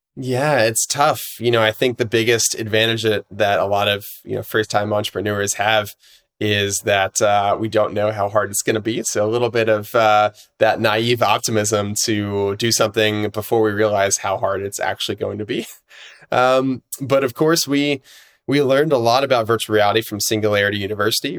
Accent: Atlanta, Georgia, United States; I grew up here in Atlanta, which is where I'm based right now

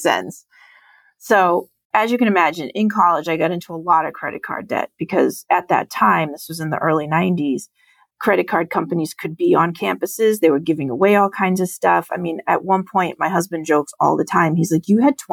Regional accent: Lowell, Massachusetts, United States; I grew up in Lowell, Massachusetts, which is an urban city outside of Boston

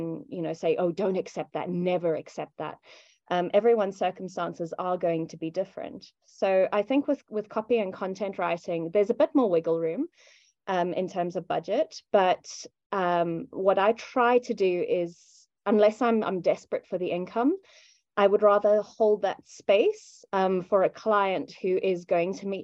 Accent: South Africa; as a South African, the difficulty I come up against most often is people in first world countries expecting that because you live in a third world country

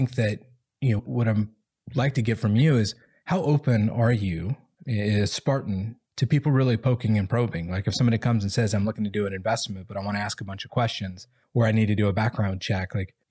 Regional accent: the South, United States; especially like I'm from the South, right? Like you don't want to offend anybody.

